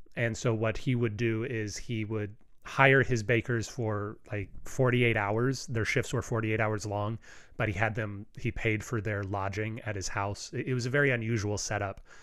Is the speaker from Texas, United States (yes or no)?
yes; Hockley, Texas, United States; where I grew up in Hockley, Texas